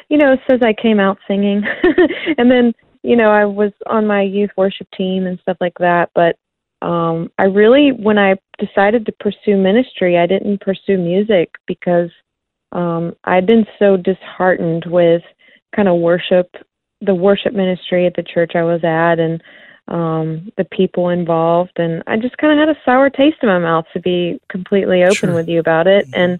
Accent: South Carolina, United States; Yeah, we we had one flashing traffic light and a volunteer fire station, and um, it's you know just a really small community, and I would say pretty conservative. And so I I grew up uh

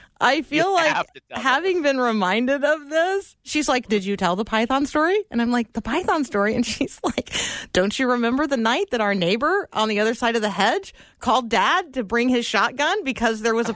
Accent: Tampa, Florida, United States; We're in Florida. I grew up in Tampa.

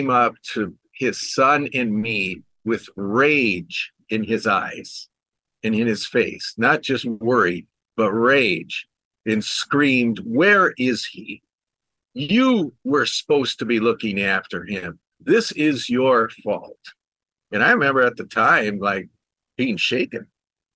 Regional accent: Minneapolis, Minnesota, United States; I grew up in the Minneapolis area

